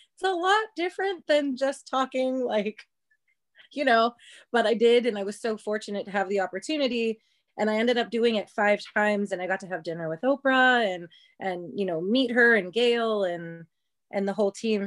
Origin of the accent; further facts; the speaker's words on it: Ohio, United States; moved away; also born or lived in Las Vegas / New York City; I'm from Ohio originally.